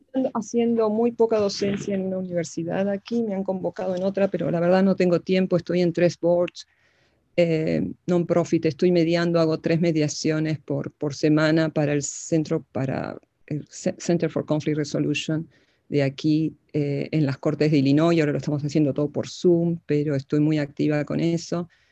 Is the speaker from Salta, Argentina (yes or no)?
no; Buenos Aires, Argentina; moved away as an adult; now in United States; En Buenos Aires. En, mis padres vivían en Villa del Parque cuando, cuando nací